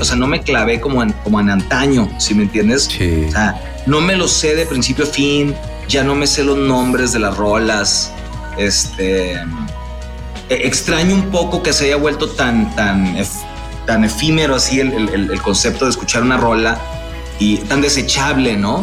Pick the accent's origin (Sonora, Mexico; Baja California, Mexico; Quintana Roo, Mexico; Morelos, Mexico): Baja California, Mexico; Mexicali; moved away; also born or lived in Monterrey; yo soy de Mexicali, Baja California, es mi tierra natal